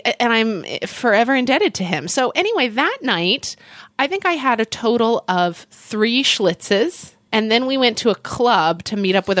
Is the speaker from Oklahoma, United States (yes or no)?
yes; Oklahoma, United States; growing up in Oklahoma.